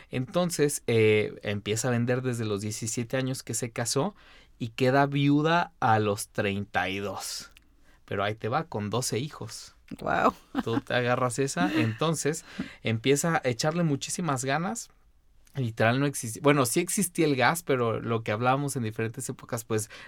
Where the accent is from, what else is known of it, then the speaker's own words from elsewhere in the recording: San Luis Potosí, Mexico; O sea, yo, yo soy de San Luis Potosí y voy y de verdad cuando vamos entrando en el carro al centro histórico es como entrar a una época.